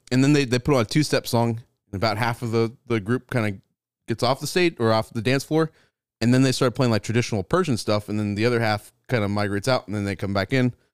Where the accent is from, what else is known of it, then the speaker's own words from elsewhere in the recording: California, United States; now in Texas, United States; I'm from California